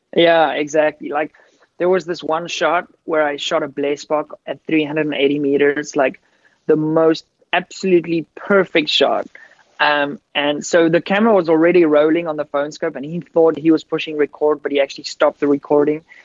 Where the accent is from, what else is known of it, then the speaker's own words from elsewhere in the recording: Wellington, Western Cape, South Africa; I grew up on a farm outside of uh, Cape Town in an area called Wellington, and I actually grew up on a wine farm.